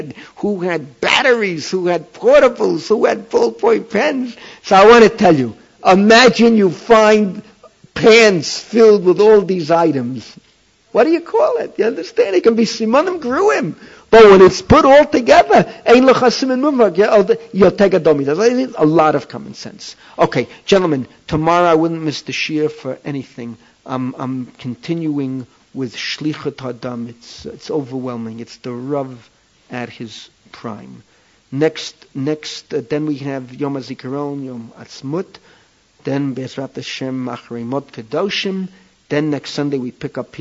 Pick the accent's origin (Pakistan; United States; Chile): United States; New York City, New York; moved away as an adult; now in Israel; We came from the Bronx, similar backgrounds.